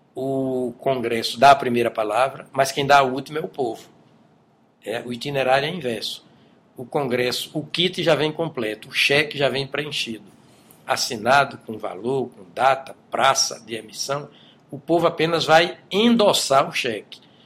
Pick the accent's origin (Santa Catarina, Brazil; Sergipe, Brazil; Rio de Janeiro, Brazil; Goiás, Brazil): Sergipe, Brazil; moved away as an adult; also born or lived in São Paulo / Brasília; Eu saí de Sergipe para São Paulo porque percebi em mim, e eu digo sem auto-lisonja, vocação acadêmica